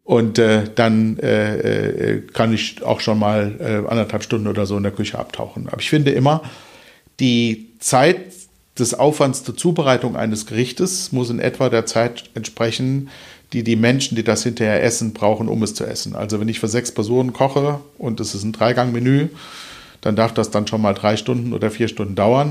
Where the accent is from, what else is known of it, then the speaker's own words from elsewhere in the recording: Kelkheim, Hesse, Germany; also born or lived in Hofheim am Taunus / Eppstein; now in Wuppertal, Germany; aufgewachsen bin ich in äh, Ruppertzein, das gehört zu Kelkheim und äh, in Eppstein im Taunus